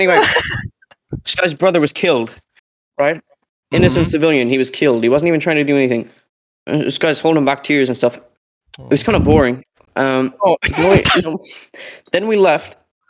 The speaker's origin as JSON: {"language": "English", "town": "Derry", "region": "Northern Ireland", "country": "United Kingdom", "accent": "Derry", "said": "Like, I'm from Derry, I have a Derry accent, I'm a, you know, anyway."}